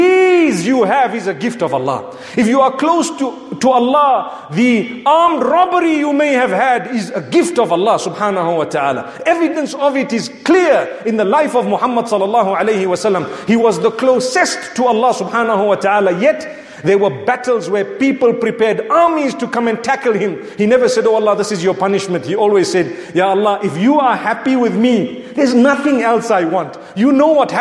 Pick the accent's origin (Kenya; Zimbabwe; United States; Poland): Zimbabwe; I come from Zimbabwe